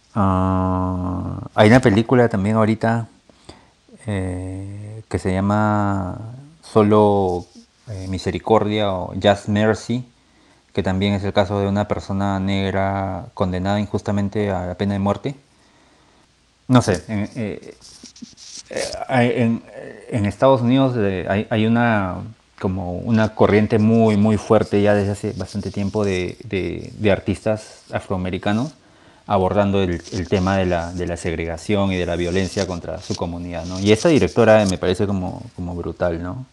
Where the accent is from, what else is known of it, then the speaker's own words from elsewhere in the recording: Peru; como peruanos